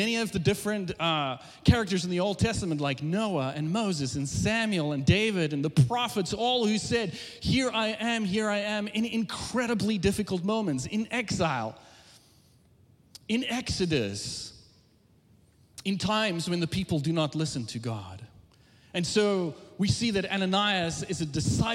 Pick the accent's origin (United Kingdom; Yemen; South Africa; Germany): South Africa; moved away as an adult; now in United States; I was born and raised in South Africa, came to the U.S. in 2001